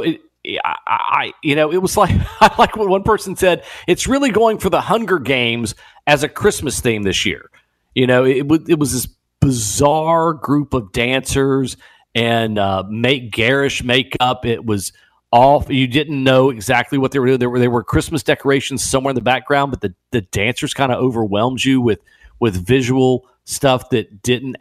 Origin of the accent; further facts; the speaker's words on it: Puerto Rico; moved away; I was raised in Puerto Rico